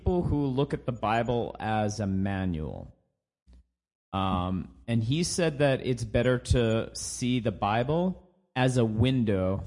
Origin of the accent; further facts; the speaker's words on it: Canada; I'm a Canadian